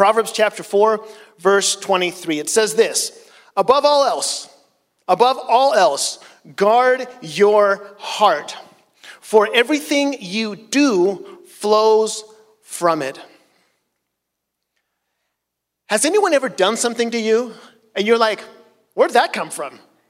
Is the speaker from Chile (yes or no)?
yes; Chile; So, as some of you know, I grew up in Chile as a missionary, and in Chile, in South America, cars are very small